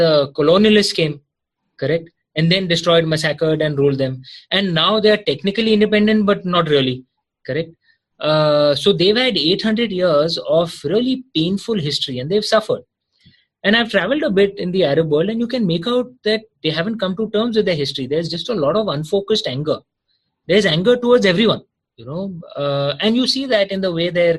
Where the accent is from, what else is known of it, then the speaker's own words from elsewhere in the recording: India; I'm an Indian